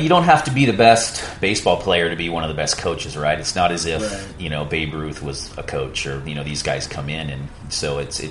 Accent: Puerto Rico; You know, I grew up in Right Points.

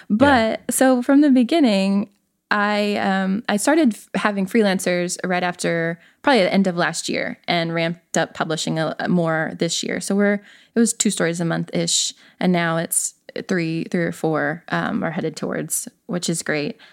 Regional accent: the South, United States; moved away as an adult; also born or lived in the West (US) / Appalachia

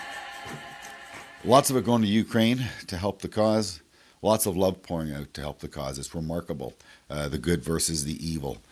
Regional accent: Canada; as a Canadian

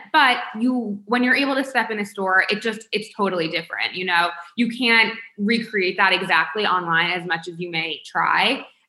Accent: Palm Beach, Florida, United States; We grew up in Palm Beach, but so many people are like, why Palm Beach?

